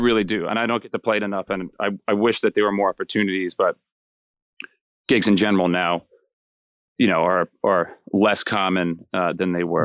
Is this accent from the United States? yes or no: yes; Miller Place, New York, United States; I'm a New Yorker, born and raised. Um, so I'm from a town called, uh, Miller Place, which is North Shore, uh, Long Island